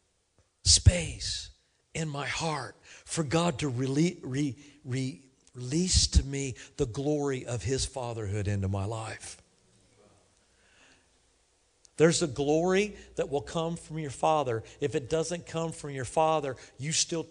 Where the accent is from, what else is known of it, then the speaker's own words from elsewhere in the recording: Kansas City, Missouri, United States; moved away; I go to Kansas City quite a bit. It's my hometown